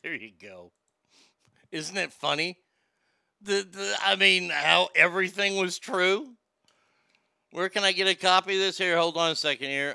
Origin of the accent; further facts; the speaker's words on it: Garland, Texas, United States; my hometown